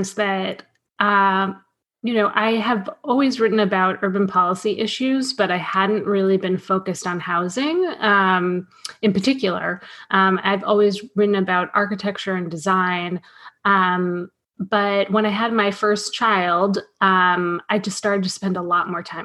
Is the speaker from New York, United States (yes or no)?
yes; New York City, New York, United States; now in Philadelphia, United States; I grew up in New York City. I grew up in apartment buildings.